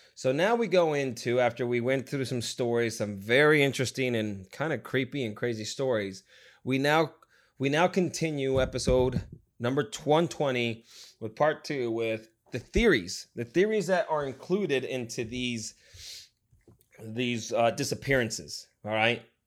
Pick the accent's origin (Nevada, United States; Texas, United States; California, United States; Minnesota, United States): Nevada, United States; moved away; I came from Nevada